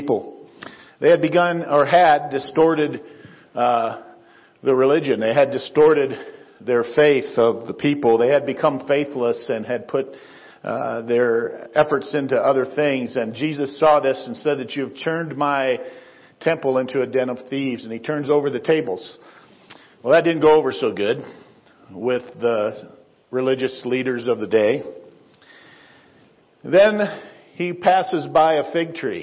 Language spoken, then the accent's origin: English; Northwest Ohio, United States; now in Windsor, United States; So we grew up in Northwest Ohio.